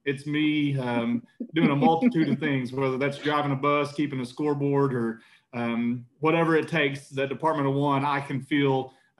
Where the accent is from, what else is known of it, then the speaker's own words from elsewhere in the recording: Pawhuska, Oklahoma, United States; I'm from Northeast Oklahoma, a small Native American community, former reservation called Pawhuska, Oklahoma